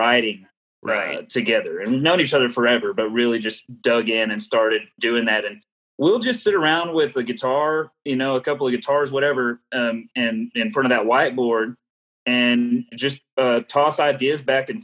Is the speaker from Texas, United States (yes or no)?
yes; Lubbock, Texas, United States; we're from Lubbock, Texas. We're from this Cap Rock area